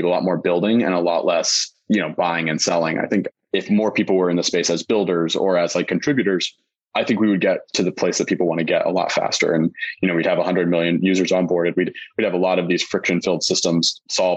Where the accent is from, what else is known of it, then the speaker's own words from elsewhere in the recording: Las Vegas, Nevada, United States; moved away; I'm from Vegas originally